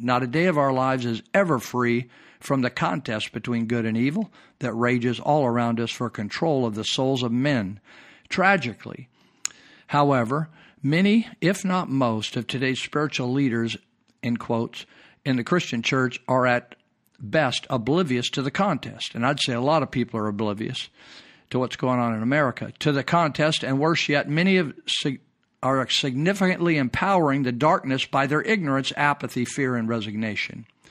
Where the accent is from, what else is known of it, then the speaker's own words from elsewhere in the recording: United States; As American